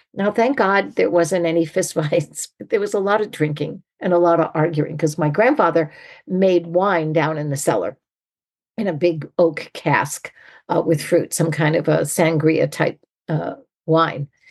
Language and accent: English; New England, United States; now in California, United States; I grew up in New England